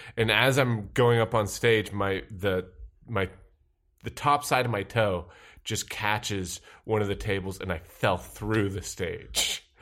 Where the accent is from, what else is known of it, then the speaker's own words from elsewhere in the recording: Sandwich, Massachusetts, United States; moved away as an adult; also born or lived in New York; I'm from uh, a town called Sandwich, Massachusetts.